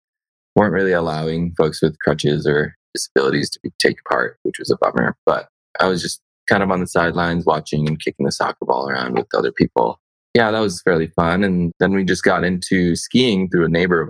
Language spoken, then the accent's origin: English; United States; born or raised there; also born or lived in India